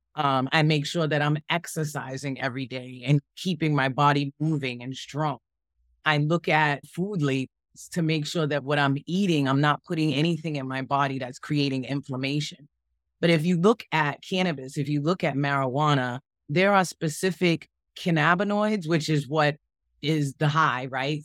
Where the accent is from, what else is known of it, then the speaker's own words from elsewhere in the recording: Boston, Massachusetts, United States; moved away; I grew up in Boston, Massachusetts, Dorchester